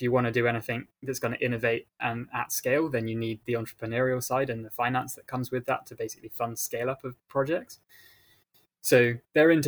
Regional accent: Shropshire, West Midlands, United Kingdom; I grew up in rural England on the west coast, not the west coast, the west side of England, pretty much on the border between England and Wales in a small county called Shropshire.

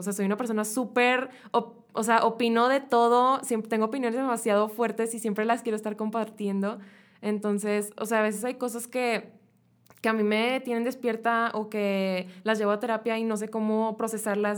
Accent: Mexico; nosotros como mexicanos

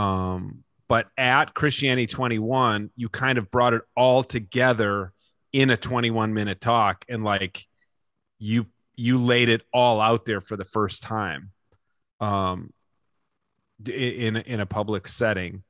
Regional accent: Minnesota, United States; Minnesota is the greatest place to live in the world, and I will live here till

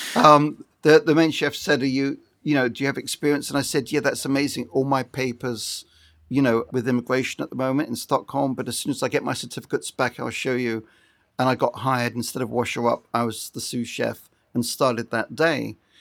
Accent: Brighton, South East England, United Kingdom; moved away as an adult; now in Los Angeles, United States; I come from Brighton on the south coast of England. I'm now an Ameri Brit, and I've been living in L A permanently for twenty-five years

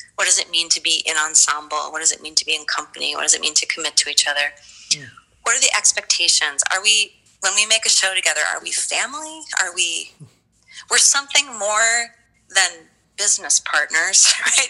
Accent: United States; also born or lived in Baltimore, Maryland / Philadelphia, Pennsylvania; I grew up in Philly and in Baltimore

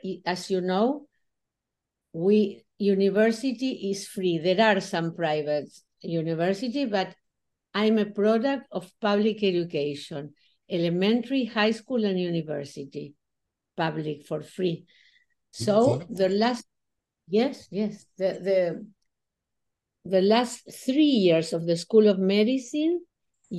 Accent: Buenos Aires, Argentina; I was born in Buenos Aires, Argentina. I lived all my life here.

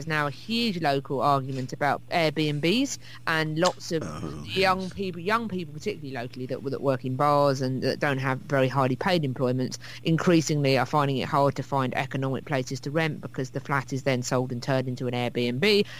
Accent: Hastings, South East England, United Kingdom; when I was growing up in Hastings

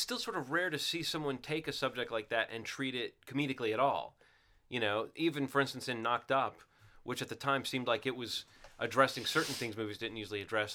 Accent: Alabama, United States; growing up in Alabama

